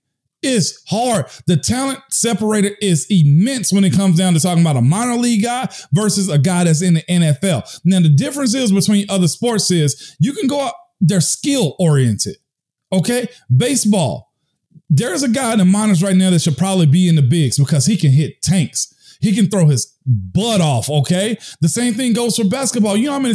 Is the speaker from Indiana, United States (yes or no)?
no; Tennessee, United States; I'm from Tennessee.